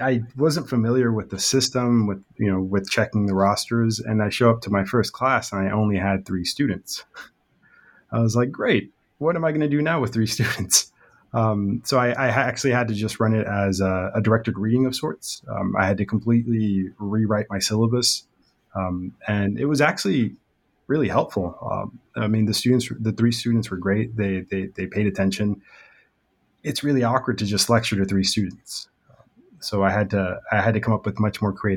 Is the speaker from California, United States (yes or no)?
yes; Long Beach, California, United States; also born or lived in Riverside, California / San Diego, California; I am a Long Beach native